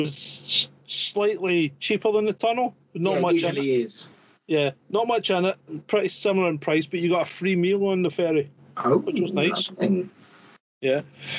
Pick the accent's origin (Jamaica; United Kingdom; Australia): United Kingdom; also born or lived in Scotland; now in France; as a British person